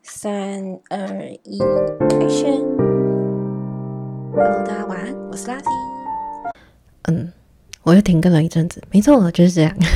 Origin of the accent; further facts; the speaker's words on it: Taiwan; accent: heavy Taiwanese accent; 台湾腔非常重的一个人，可是我有时候会卷舌